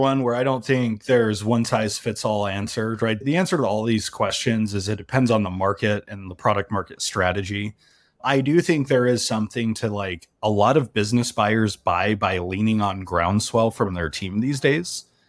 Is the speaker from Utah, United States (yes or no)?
yes; Salt Lake City, Utah, United States; I grew up in Salt Lake City